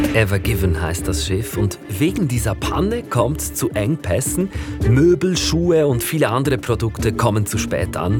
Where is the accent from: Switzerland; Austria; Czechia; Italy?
Switzerland; Interlaken, Bern; bei mir zu Hause in Interlaken, wo ich aufgewachsen bin